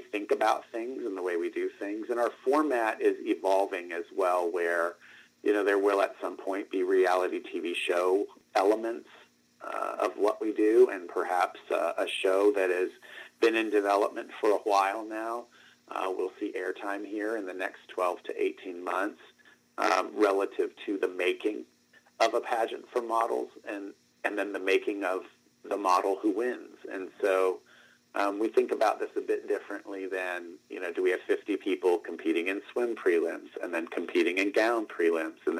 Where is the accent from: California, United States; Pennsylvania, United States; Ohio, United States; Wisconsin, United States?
Ohio, United States; Northeast; moved away; also born or lived in Miami, Florida; I'm from Miami, Florida, originally, grew up in Northeast Ohio, but was born in Southeast Florida